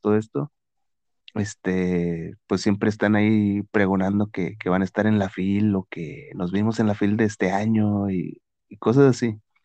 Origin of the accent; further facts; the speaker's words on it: northern Mexico, Mexico; yo siendo acá del norte